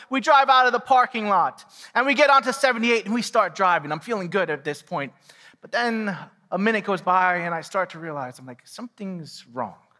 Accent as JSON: {"language": "English", "town": "New York City", "region": "New York", "country": "United States", "tie": "born or raised there", "also_born_or_lived": "Quakertown, Pennsylvania", "moved": "yes", "lives_now": "Pennsylvania, United States", "said": "I didn't grow up here. I grew up in New York City."}